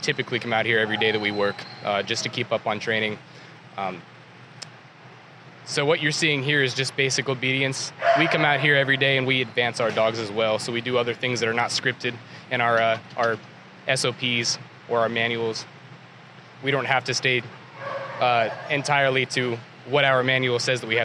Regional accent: Nevada, United States; now in Hawaii, United States; I'm originally from Nevada

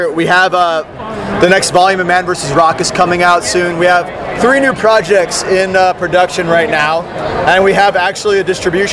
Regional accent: Texas, United States; I'm from Texas.

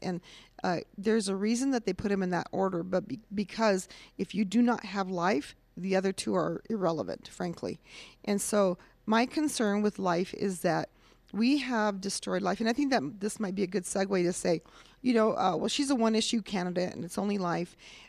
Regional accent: Cuba, New Mexico, United States; Okay, I am born and raised in Cuba, New Mexico.

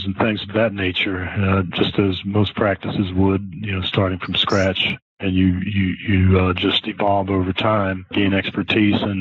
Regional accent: Philadelphia, Pennsylvania, United States; moved away; also born or lived in Houston; I was born and raised in Philadelphia

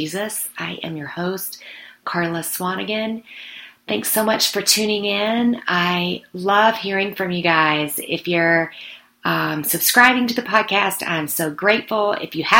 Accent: Mississippi, United States; now in Colorado, United States; I was down in my hometown of Mississippi

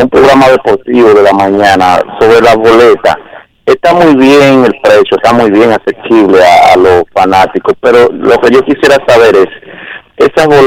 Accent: Dominican Republic; now in New York, United States; la parte que me toca a mí como dominicano que soy, yo se la quiero dedicar a Jason Rivera, a los dos policías que cayeron aquí en New York

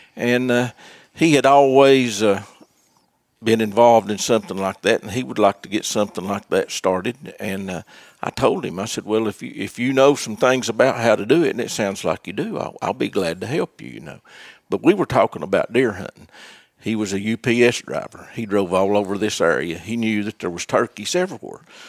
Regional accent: Unicoi County, East Tennessee, United States; also born or lived in Washington County, Tennessee; I grew right up here in East Tennessee and most of the time over in Unicoi County

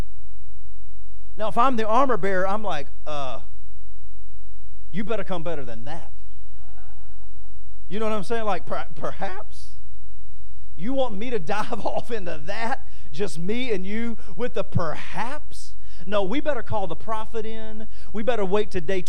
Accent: Winnsboro, Louisiana, United States; moved away as an adult; now in Washington, D.C., United States; I'm from Winnsboro, Louisiana

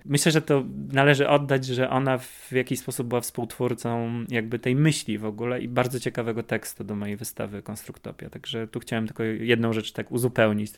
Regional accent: Kraków, Lesser Poland, Poland; Jesteśmy z Krakowa, połączył nas Wydział Malarstwa na Akademii w Krakowie

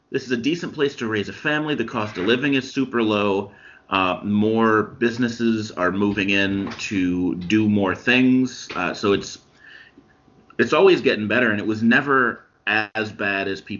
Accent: Champaign, Illinois, United States; I am originally from Champaign

